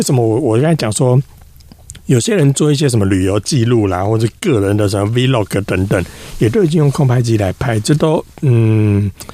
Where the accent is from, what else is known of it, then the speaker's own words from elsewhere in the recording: Taiwan; 我们台湾这边